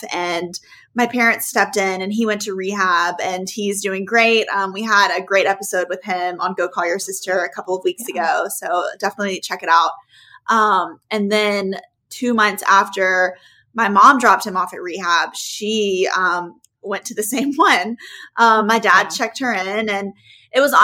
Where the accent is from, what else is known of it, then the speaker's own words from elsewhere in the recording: Oxford, Mississippi, United States; we grew up in Oxford, Mississippi.